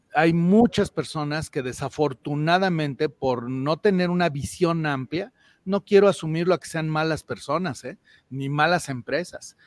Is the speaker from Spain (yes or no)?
no; Mexico; Doy empleo e invierto en mi país y en mi México, soy empresario.